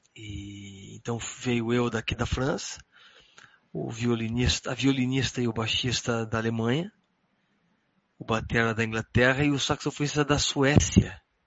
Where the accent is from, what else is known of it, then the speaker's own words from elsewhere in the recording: Porto Alegre, Rio Grande do Sul, Brazil; moved away as an adult; nunca tinha saído da cidade, né? Tipo, sempre fiquei em Porto Alegre